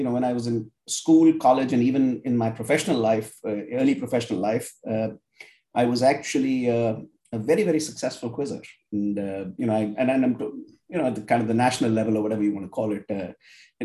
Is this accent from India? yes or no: yes; India; I grew up in India